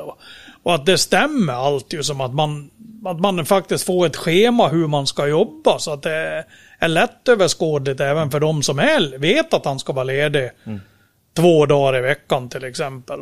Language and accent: Swedish; Dalarna County, Sweden; kommer jag från Dalarna och sitter då i Borlänge